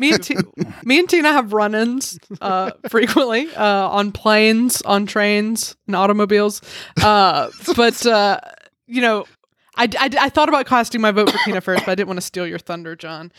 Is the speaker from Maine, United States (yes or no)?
no; Alabama, United States; I grew up in Alabama, and we have T Vs there